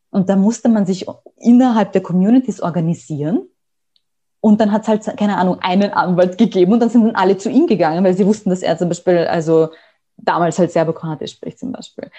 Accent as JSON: {"language": "German", "country": "Austria", "said": "bei uns in Österreich"}